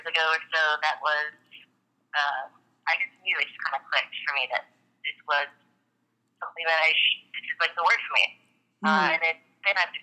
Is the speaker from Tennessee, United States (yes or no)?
yes; Tennessee, United States; born and raised in Tennessee